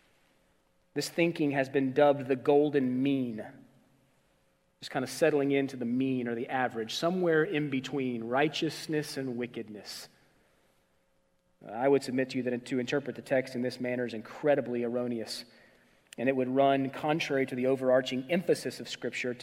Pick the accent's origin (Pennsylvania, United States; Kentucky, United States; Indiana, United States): Indiana, United States; Indianapolis; I grew up in Indianapolis